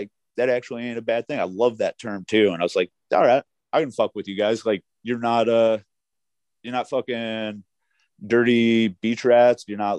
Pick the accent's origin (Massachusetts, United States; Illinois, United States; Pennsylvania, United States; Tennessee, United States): Pennsylvania, United States; Philadelphia; I'm from Philadelphia, where my government trusts me to take left-hand turns and pump my own gas.